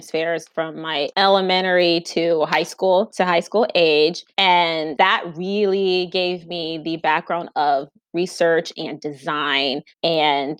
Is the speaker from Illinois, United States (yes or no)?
no; Spring Hill, Florida, United States; also born or lived in New York; I was actually born in New York, but then I moved to Florida. I grew up in a single parent household.